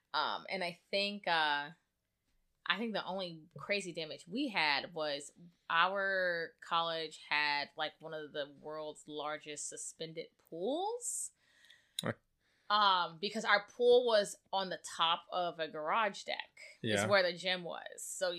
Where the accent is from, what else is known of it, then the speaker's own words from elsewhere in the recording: Gulf Coast, United States; I mean, I grew up on the Gulf Coast, so it is what it is.